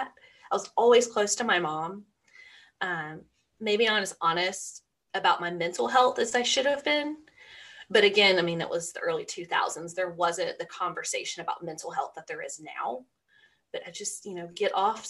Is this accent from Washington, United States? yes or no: no; Georgia, United States; I'm from Georgia and we're the peach state